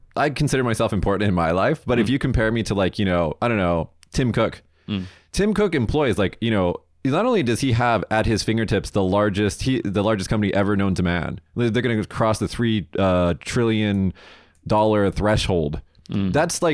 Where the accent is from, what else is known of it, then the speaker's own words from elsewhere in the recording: Las Vegas, Nevada, United States; moved away as an adult; now in Japan; I'm from Vegas.